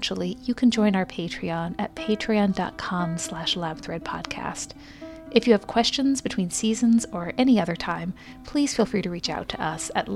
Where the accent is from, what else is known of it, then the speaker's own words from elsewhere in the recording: Bloomington, Indiana, United States; my hometown in Bloomington, Indiana